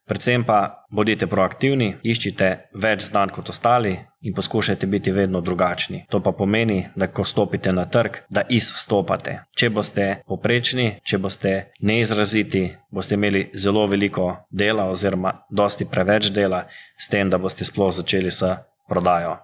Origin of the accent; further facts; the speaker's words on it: Slovenia; Slovenci smo vedno bili narod podjetnikov